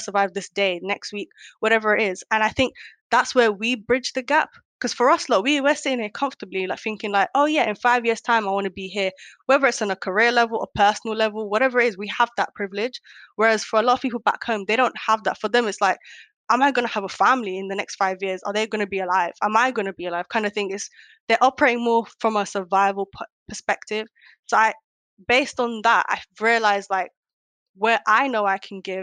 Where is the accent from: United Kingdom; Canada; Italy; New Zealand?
United Kingdom; also born or lived in Kenya / Netherlands; based on the upbringing in the UK as a British Somali